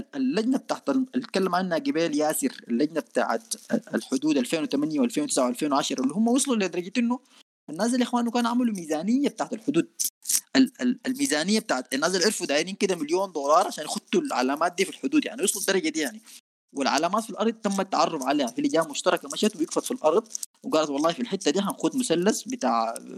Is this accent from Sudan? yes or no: yes; Sudan; نحن عندنا في السودان